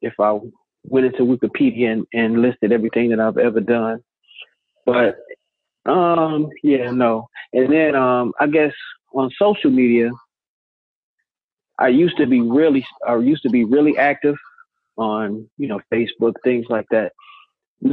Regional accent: East St. Louis, Illinois, United States; also born or lived in Chicago, Illinois; I was born in Chicago and I grew up in East St. Louis, which is in Illinois

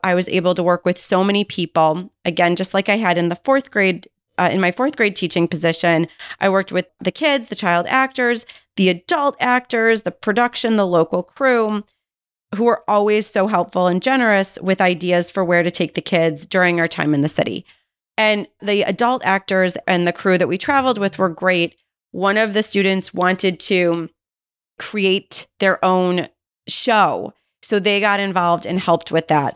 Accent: Buffalo, New York, United States; moved away; I was actually born and raised in Buffalo, New York

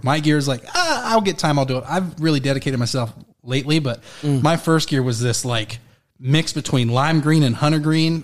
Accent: Florida, United States; moved away; also born or lived in Colorado; I moved back to Florida, where I was born

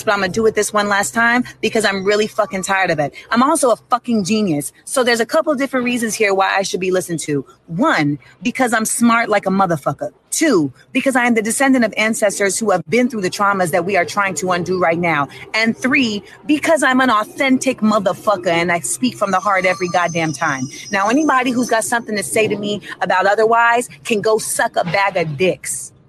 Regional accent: United States; I was born in America. My mother is from Grenada. My father is from Boston. I am the descendant of chattel slavery in the West Indies and in America.

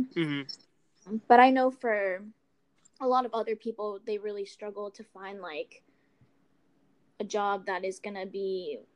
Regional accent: Atlanta, Georgia, United States; now in Chicago, United States; I'm originally from Atlanta, Georgia.

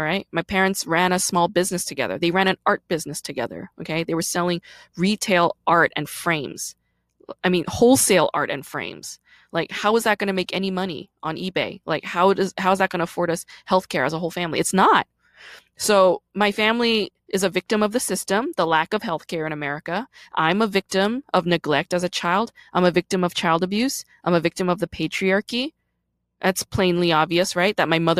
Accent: South Korea; born there; And this was all in Korea because I was born in Korea, right?

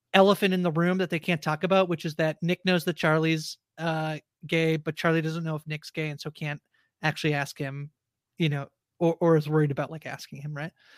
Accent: Canada; as a Canadian

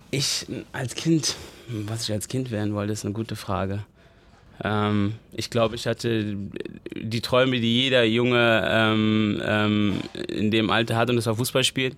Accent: Neu-Isenburg, Hesse, Germany; Ich bin in Neu-Isenburg groß geworden

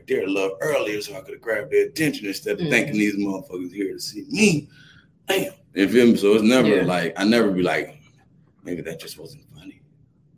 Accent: Atlanta, Georgia, United States; I'm from Atlanta

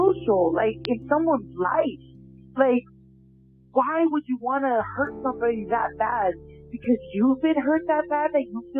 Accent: Los Angeles, California, United States; I grew up in North Hollywood

